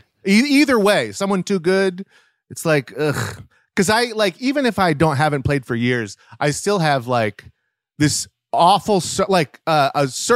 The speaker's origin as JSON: {"language": "English", "region": "Virginia", "country": "United States", "tie": "born or raised there", "also_born_or_lived": "Maryland", "said": "In Virginia, Maryland."}